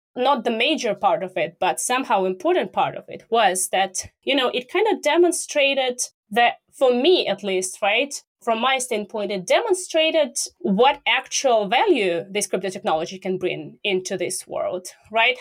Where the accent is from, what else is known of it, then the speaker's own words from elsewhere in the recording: Russia; I'm from Russia